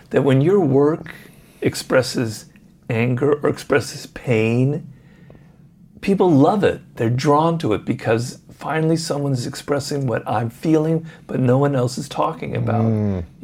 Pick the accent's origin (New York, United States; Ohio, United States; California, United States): Ohio, United States; Columbus; I'm from Columbus, but Ohio.